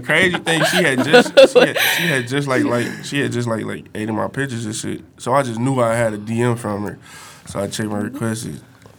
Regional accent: Detroit, Michigan, United States; I'm from 6 Mile, a house away from the Grove.

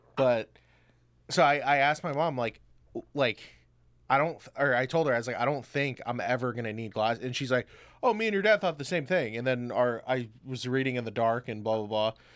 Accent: Orlando, Florida, United States; I was born in Orlando, Florida.

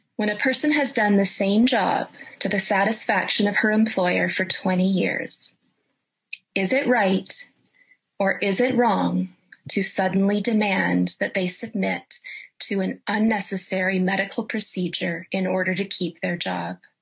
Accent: Canada; I'm a Canadian

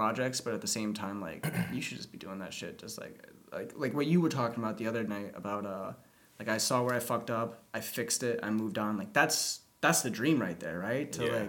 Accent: Pontiac, Illinois, United States; moved away; I was 2 hours from Chicago, but I was surrounded by cornfields. Like, I grew up in a town of, like, 10,000 people, and 5,000 of them were in, the federal prison.

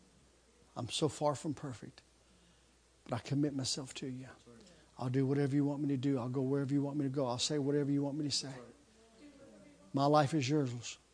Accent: United States; I'm an American

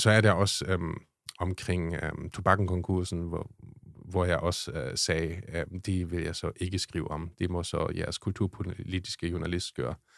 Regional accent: Schleswig-Holstein, Germany; accent: German; Danish is a second language; moved away as an adult; now in Denmark; jeg kommer fra Tyskland

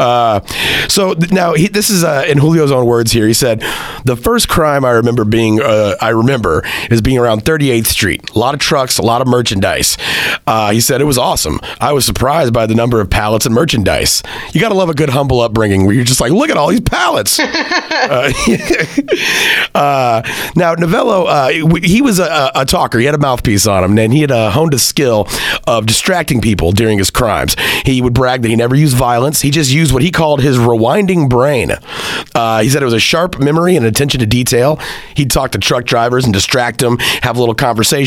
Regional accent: Central Texas, United States; moved away as an adult; also born or lived in Hartford, Connecticut; I left Central Texas to move to the hustle bustle of Hartford, Connecticut

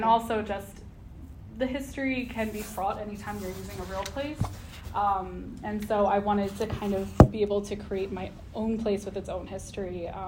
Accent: Hanover, Pennsylvania, United States; moved away as an adult; also born or lived in Baltimore, Maryland / Dundalk, Maryland / Washington, D.C.; now in Frederick, United States; we wound up in the middle of nowhere, Pennsylvania, outside of Hanover, where they make Utz potato chips and Snyder's pretzels. And so I grew up there, and then I went to American University in Washington, D.C. for college and stuck around for a while.

